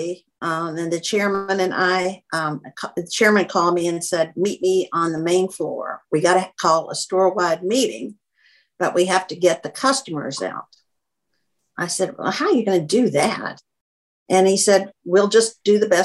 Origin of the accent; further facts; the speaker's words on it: Kentucky, United States; also born or lived in Boston; now in Atlanta, United States; I was from Kentucky